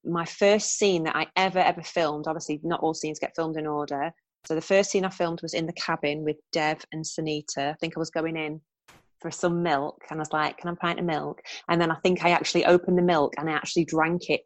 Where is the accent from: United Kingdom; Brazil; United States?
United Kingdom; Preston, North West England; moved away as an adult; also born or lived in London; I'm from Preston